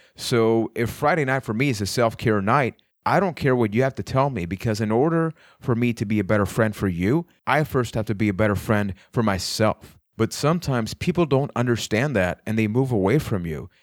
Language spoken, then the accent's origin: English; Puerto Rico; I am from Puerto Rico